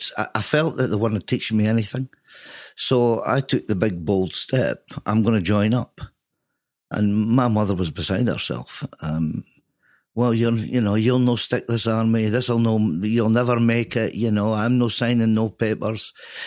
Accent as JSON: {"language": "English", "area": "the Dales", "region": "Yorkshire and the Humber", "country": "United Kingdom", "tie": "born or raised there", "moved": "yes"}